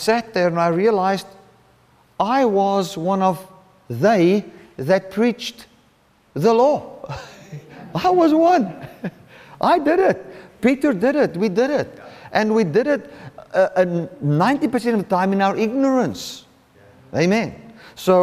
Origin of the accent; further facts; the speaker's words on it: Cape Town, Western Cape, South Africa; I'm from the Cape Town area